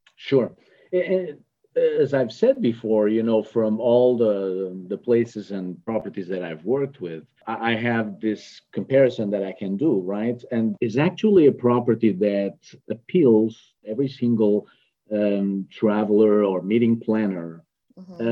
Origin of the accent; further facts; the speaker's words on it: France; moved away as an adult; also born or lived in Portugal; now in Houston, United States; originally I'm, I'm French.